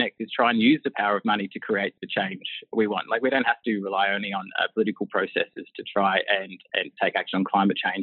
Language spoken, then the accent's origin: English; Broken Hill, New South Wales, Australia; also born or lived in Karalta/Karakalinga, South Australia / outback towns of South Australia; growing up in Broken Hill, a very isolated sort of outback place